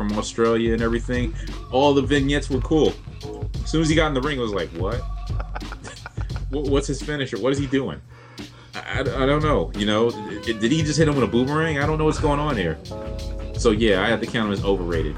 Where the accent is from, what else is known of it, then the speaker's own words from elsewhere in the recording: New York City, New York, United States; being from my hometown, Brooklyn